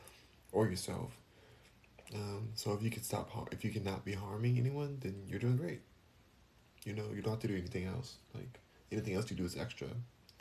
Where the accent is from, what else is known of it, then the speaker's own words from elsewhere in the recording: Los Angeles, California, United States; I'm from LA too, born and raised in Los Angeles